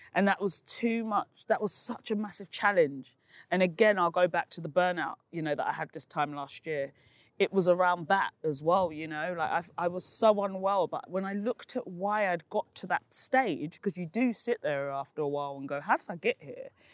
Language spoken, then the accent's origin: English; London, United Kingdom; also born or lived in East Dulwich; I grew up in Peckham, and I now live in East Dulwich